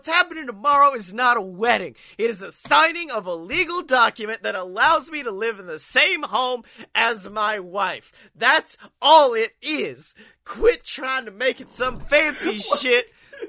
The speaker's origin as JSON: {"language": "English", "town": "Oxford", "region": "Alabama", "country": "United States", "tie": "born or raised there", "said": "First time he's ever came to my hometown of Oxford."}